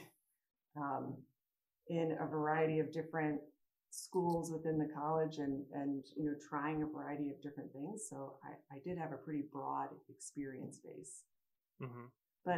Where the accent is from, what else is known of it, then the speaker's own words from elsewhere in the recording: St. Louis, Missouri, United States; moved away as an adult; also born or lived in Chicago; now in Denver, United States; I grew up in St. Louis.